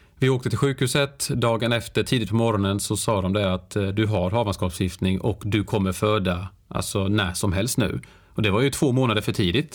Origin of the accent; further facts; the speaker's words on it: Värnamo, Jönköping County, Sweden; moved away; jag är ju född och uppvuxen i, i Värnamo, en väldigt liten stad i, i Småland där jag då bodde i 30 års tid